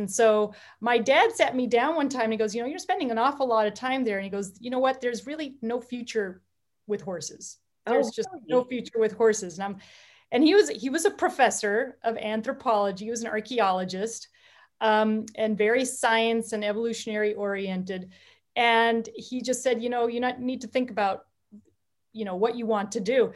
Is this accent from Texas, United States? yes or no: yes; Texas, United States; a little wild child growing up in Texas